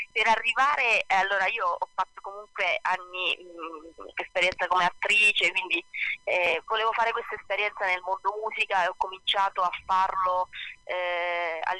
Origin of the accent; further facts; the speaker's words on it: Basilicata, Italy; also born or lived in Zurich / Rome; sono un po' figlia del mondo, nata a Zurigo, okay. cresciuta poi in Basilicata, eh, eh, ma non solo, anche a Roma, mia mamma toscana, eh, insomma sono un po' girovaga